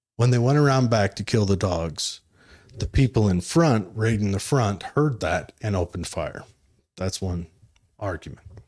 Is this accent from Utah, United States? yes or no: yes; Utah, United States; I'm from Utah